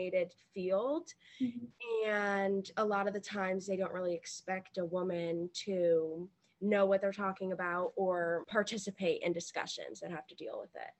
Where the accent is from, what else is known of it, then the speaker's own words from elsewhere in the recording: Virginia, United States; I'm 17 years old, and I'm from Virginia